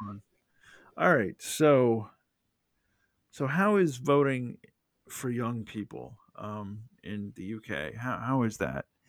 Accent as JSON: {"language": "English", "region": "the South", "country": "United States", "said": "I'm from the South. I say ma'am to any, any female at all"}